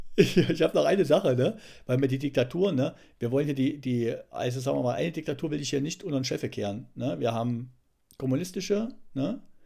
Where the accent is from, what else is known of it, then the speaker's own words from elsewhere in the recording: East Germany, Germany; moved away; wir hier als, als Ossis